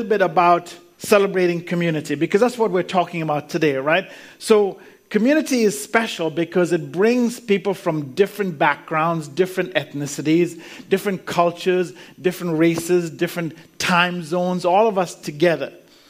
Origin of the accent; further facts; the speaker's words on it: Canada; also born or lived in India / Zambia; now in Australia; So I was born in India. Then we moved to Africa, lived in Africa, in Zambia, which is really Central Africa. Then we moved to Canada, and that's where I lived most of my life. So, you know, grew up mainly in Canada.